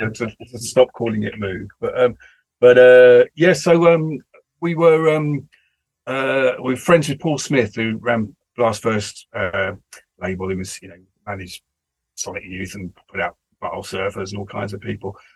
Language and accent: English; England, United Kingdom; being English and British